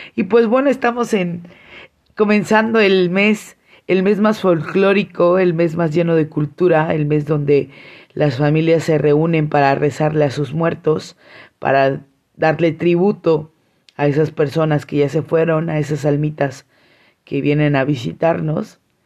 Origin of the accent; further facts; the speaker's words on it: San Cristóbal de las Casas, Chiapas, Mexico; now in Tuxtla Gutiérrez, Mexico; venía de la ciudad de Tuxtla Gutiérrez, que es donde vivo, pero pues soy de San Cristóbal.